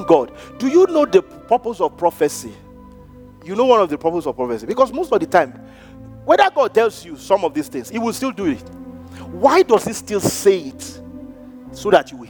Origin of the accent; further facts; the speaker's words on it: Nigeria; moved away; we grew up in Africa